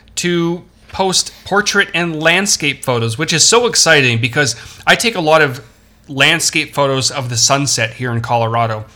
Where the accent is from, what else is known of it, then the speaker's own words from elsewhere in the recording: Toronto, Ontario, Canada; I'm from Toronto